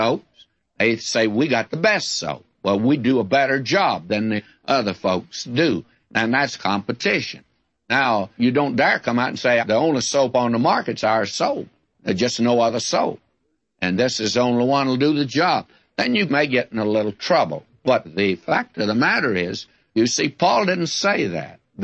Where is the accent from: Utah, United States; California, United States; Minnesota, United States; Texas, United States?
Texas, United States; West; born or raised there